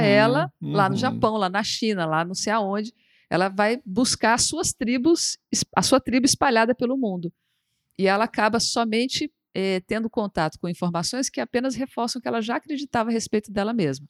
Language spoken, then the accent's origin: Portuguese; Brasília, Federal District, Brazil; Eu sou de Brasília, por exemplo, Brasília é uma cidade meio peculiar nesse sentido